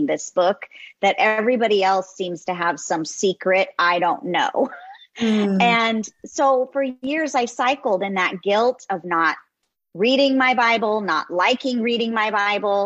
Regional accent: Los Angeles, California, United States; as a teenage girl growing up in Southern California

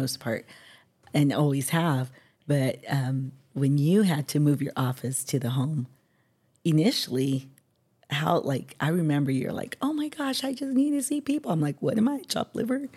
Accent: San Diego, California, United States; born and raised in San Diego

